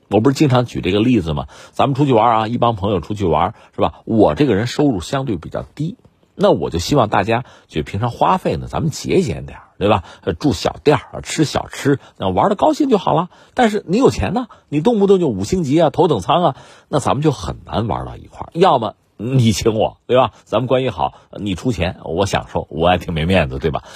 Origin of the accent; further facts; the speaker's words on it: Hebei, China; 我们是河北人